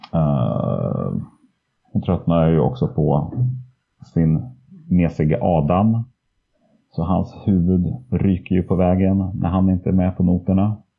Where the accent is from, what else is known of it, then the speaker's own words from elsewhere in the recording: Söderhamn, Gävleborg County, Sweden; i Söderhamn då, där jag är uppvuxen